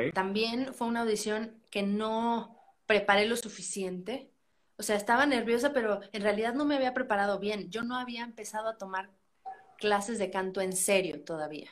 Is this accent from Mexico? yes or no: yes; San Luis Potosí, Mexico; yo soy de San Luis Potosí